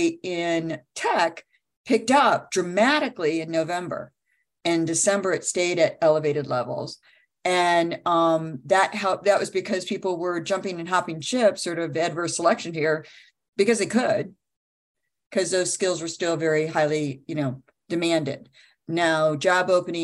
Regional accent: Midwest, United States; I'm Midwesterner through and through

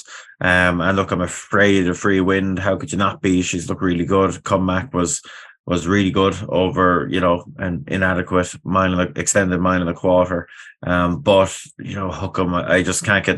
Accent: Ireland; me being an Irishman

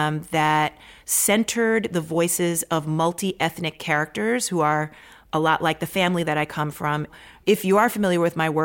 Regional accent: Maryland, United States; born there; I didn't grow up there, but my family, I was born in Maryland

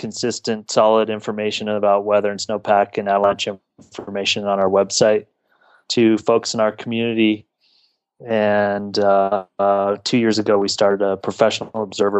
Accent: Whitefish, Montana, United States; moved away as an adult; also born or lived in Bozeman, Montana; now in Bend, United States; I grew up in Montana, Whitefish, Montana, and went to college in Montana State University in Bozeman

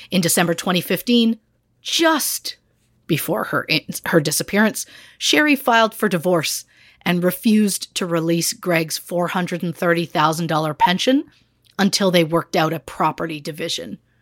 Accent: Moose Jaw, Saskatchewan, Canada; my hometown of Moose Jaw, Saskatchewan

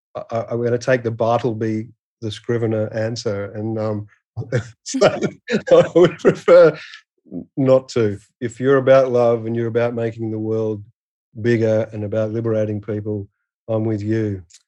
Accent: Perth, Western Australia, Australia; I'm from Western Australia, which is the western third of the continent. So yeah, I came from a probably the most isolated city in the in the world

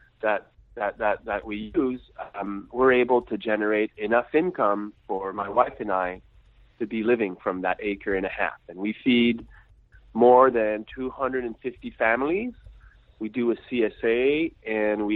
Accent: Quebec, Canada; I'm French Canadian. So I live in Quebec, Canada

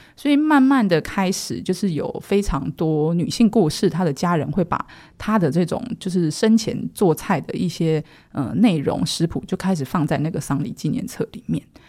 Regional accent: Taiwan; moved away as an adult; also born or lived in Shanghai / Thailand; 我是土生土长台湾人

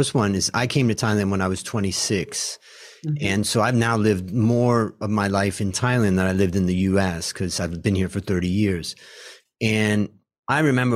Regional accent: United States; I grew up as an American

